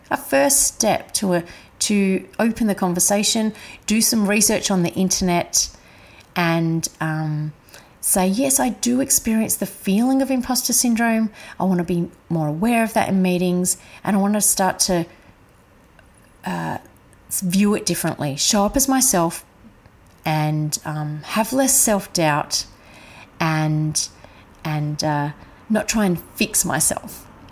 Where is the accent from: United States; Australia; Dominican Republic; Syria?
Australia; Adelaide, South Australia; I was brought up in Adelaide